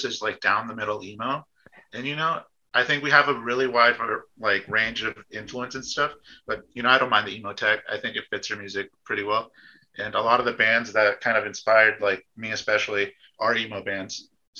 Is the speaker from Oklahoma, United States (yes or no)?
yes; Oklahoma City, Oklahoma, United States; we're from Oklahoma City